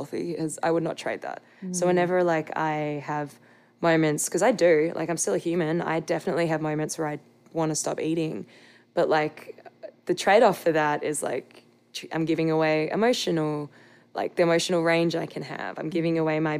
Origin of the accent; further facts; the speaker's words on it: Australia; I'm an Australian.